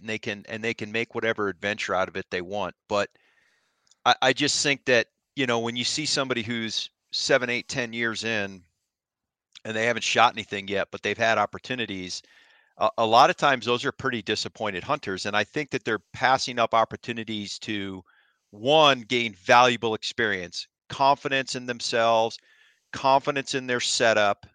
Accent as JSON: {"language": "English", "region": "Ohio", "country": "United States", "tie": "born or raised there", "moved": "yes", "said": "I grew up in Ohio"}